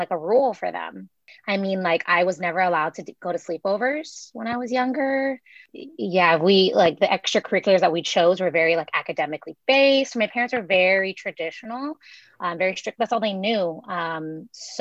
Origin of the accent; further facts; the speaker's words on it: Monterey, California, United States; also born or lived in Salinas, California / El Paso, Texas; now in San Diego, United States; I'm born and raised most of the time in California, originally from Northern California. I was born in Monterey, lived there all through like elementary school, and then middle school and high school, I moved to Salinas